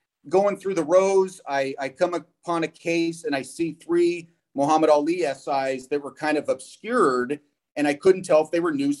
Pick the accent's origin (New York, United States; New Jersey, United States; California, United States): California, United States; San Francisco Bay Area; I grew up in the San Francisco Bay Area